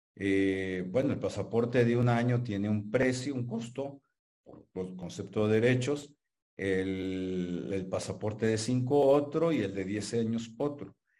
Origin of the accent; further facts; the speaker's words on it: Mexico; somos nacionales mexicanos, tenemos nacionalidad mexicana